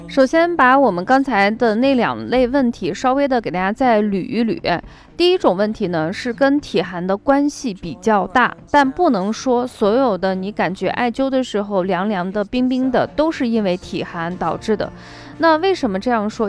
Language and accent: Chinese; northern China, China; 我是北方人